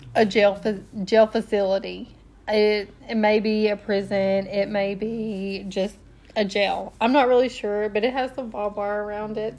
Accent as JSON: {"language": "English", "region": "Tennessee", "country": "United States", "said": "we are from Tennessee"}